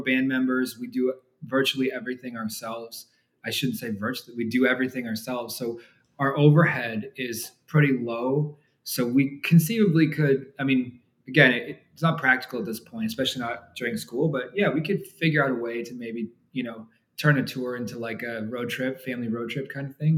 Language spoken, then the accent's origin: English; Canada; moved away as an adult; also born or lived in Toronto; now in Argyle, United States; We live in Texas today, um, but we grew up in Canada